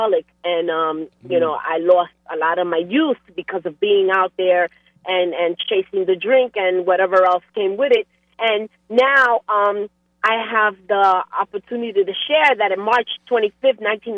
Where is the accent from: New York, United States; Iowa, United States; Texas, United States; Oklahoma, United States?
New York, United States; now in New Jersey, United States; I am originally born and raised in New York, but now I reside in New Jersey